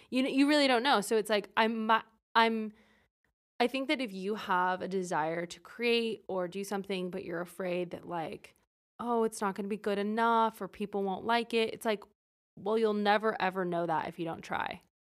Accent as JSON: {"language": "English", "town": "Fresno", "region": "California", "country": "United States", "tie": "born or raised there", "said": "I'm from Fresno, California"}